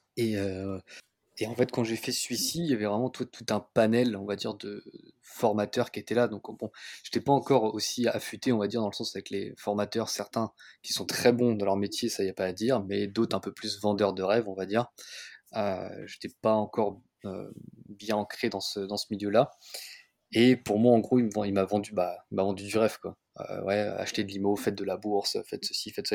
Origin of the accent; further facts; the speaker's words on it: Paris, Île-de-France, France; je suis parisien